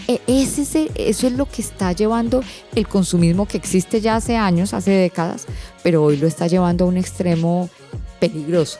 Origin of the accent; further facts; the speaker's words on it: Colombia; now in Panama; en mi país, en Colombia